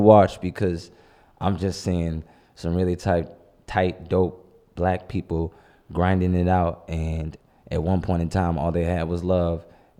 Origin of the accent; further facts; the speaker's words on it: St. Louis, Missouri, United States; I'm so blessed to have grown up on the North.